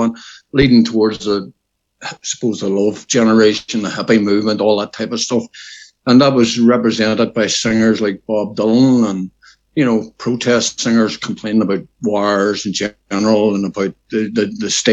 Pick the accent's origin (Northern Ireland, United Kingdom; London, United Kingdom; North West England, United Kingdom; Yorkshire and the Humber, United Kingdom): Northern Ireland, United Kingdom; Derry; I was born and bred in the Bog in Derry